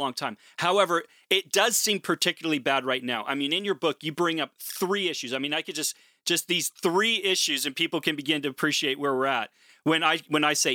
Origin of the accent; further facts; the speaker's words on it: Portland, Oregon, United States; moved away; I'm originally from Portland, Oregon